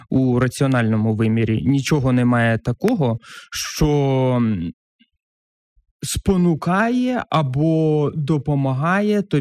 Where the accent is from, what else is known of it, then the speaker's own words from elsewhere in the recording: a village in Kherson Oblast, Ukraine; now in Kyiv, Ukraine; я з Херсонської області, села